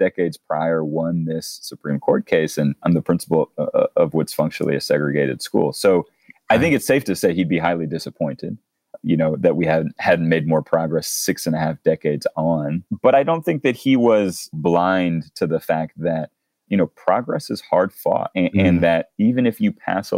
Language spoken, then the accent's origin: English; North Carolina, United States; I grew up in North Carolina